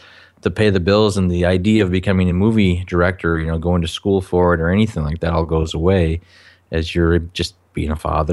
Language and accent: English; Minnesota, United States; Originally from Minnesota.